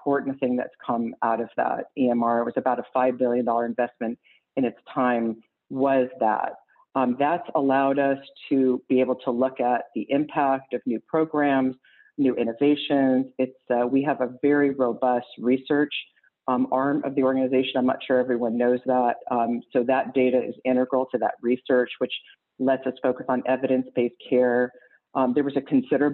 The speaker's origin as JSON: {"language": "English", "town": "Los Angeles", "region": "California", "country": "United States", "tie": "born or raised there", "said": "I was born and raised in Los Angeles."}